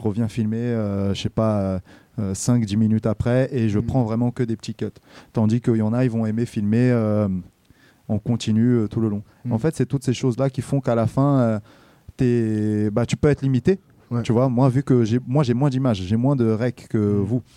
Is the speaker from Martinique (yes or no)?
no; Brazil; now in Rouen, France; moi je suis né au Brésil